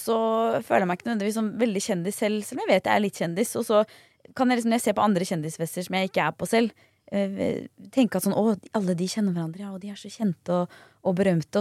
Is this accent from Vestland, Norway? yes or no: no; near Jar, Bærum, Akershus, Norway; Eh, jar i Bærum. Det er rett ved der jeg kommer fra